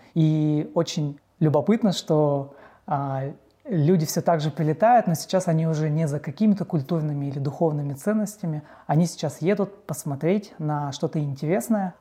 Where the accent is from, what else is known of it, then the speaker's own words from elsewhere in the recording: Perm, Perm Krai, Russia; я родился в Перми